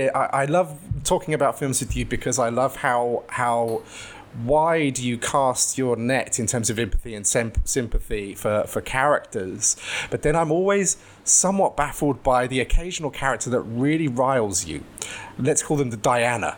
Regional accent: United Kingdom; I grew up just outside of London

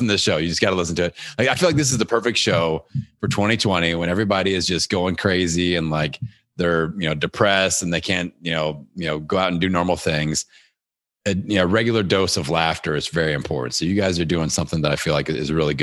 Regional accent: Indiana, United States; my hometown here in Indiana

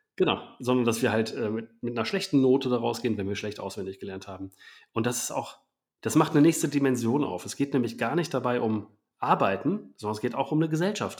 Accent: Germany; wir als Deutschland

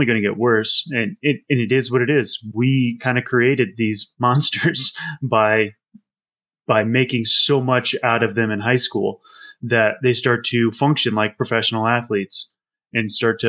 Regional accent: Midwest, United States; No. I'm from the Midwest. I don't. There's lacrosse and there's field hockey, and apparently they're different. That is not a Midwest sport. My high school, we had a fishing team.

